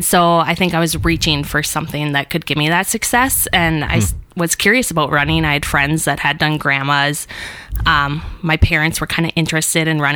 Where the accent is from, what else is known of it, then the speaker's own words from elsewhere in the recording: Duluth, Minnesota, United States; born and raised in Duluth